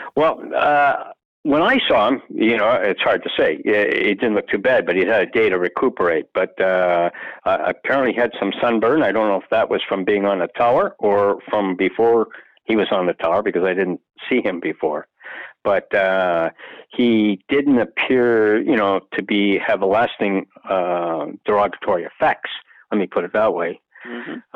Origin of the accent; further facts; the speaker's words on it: Canada; as being a Canadian